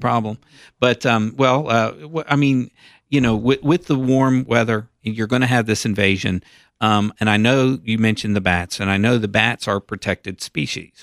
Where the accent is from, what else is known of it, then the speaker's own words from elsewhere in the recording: Knoxville, Tennessee, United States; when I was a kid growing up in Knoxville